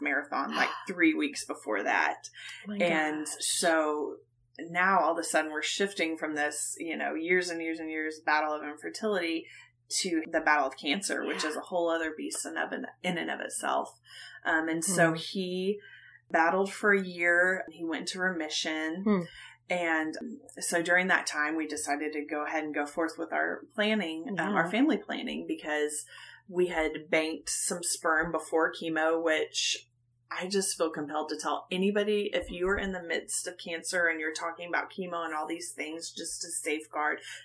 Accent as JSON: {"language": "English", "region": "Oklahoma", "country": "United States", "tie": "born or raised there", "also_born_or_lived": "New York", "moved": "as an adult", "said": "I was born and raised in Oklahoma"}